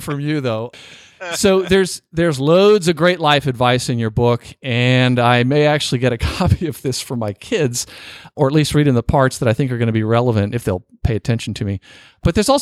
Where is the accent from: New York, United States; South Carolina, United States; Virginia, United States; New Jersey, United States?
Virginia, United States; Norfolk; my hometown